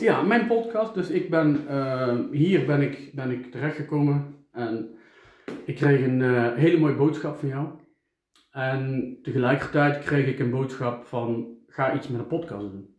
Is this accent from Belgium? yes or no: no; Eindhoven, North Brabant, Netherlands; ik kom uit Eindhoven